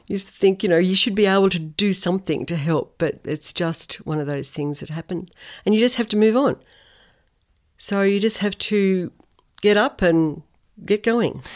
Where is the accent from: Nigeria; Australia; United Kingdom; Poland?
Australia; Sydney, New South Wales; moved away as an adult; also born or lived in Tamworth; now in Noosa, Australia; I grew up in Sydney. So Sydney was my hometown